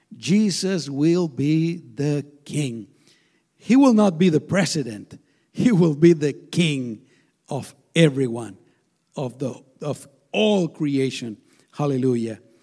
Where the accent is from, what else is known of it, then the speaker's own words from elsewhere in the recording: Guatemala; now in United States; I was born in Guatemala, there's a lot of insecurity